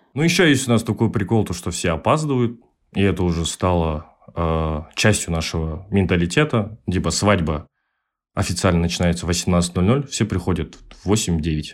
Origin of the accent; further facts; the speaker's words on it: Almaty, Kazakhstan; Я живу в Казахстане с рождения. Я родился в городе Алматы. Там и живу 24 года.